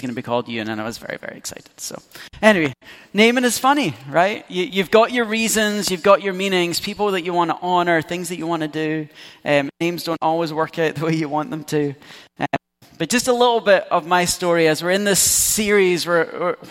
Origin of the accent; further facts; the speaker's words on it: Scotland, United Kingdom; As a Scot